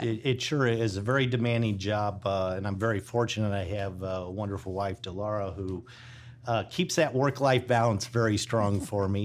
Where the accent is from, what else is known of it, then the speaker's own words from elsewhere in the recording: Illinois, United States; now in Texas, United States; a Midwesterner from Illinois